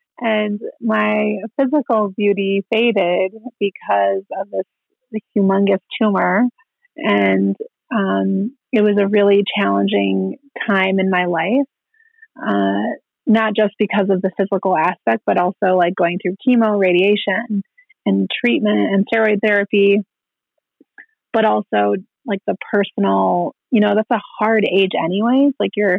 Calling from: Rapid City, South Dakota, United States; I'm calling you from Rapid City, South Dakota.

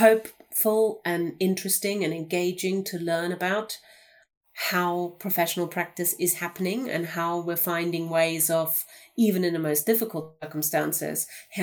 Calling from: Cardiff, Wales, United Kingdom; I'm joining you from Cardiff, where it isn't snowing today, but also definitely still in lockdown.

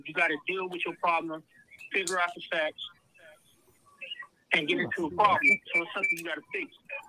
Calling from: Youngstown, Ohio, United States; I'm calling from Ohio. I'm calling from Youngstown.

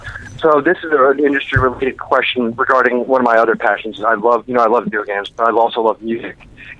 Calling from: Orlando, Florida, United States; I'm from Orlando.

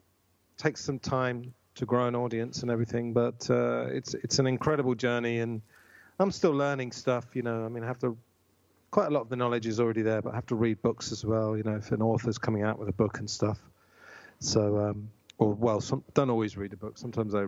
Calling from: Tunbridge Wells, South East England, United Kingdom; Tunbridge Wells in Kent.

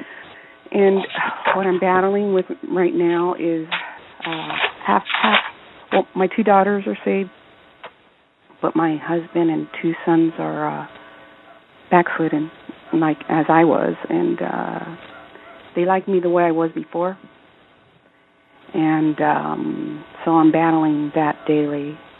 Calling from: California, United States; from California.

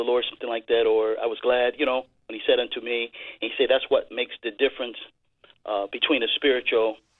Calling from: Connecticut, United States; I'm calling from Connecticut.

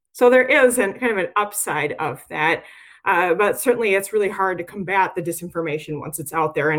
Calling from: Murfreesboro, Tennessee, United States; Well, I'm calling in from Murfreesboro, Tennessee

